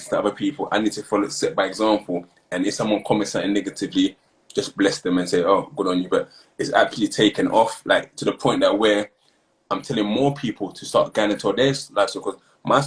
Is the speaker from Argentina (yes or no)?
no; London, United Kingdom; I'm from Peckham. I grew up there.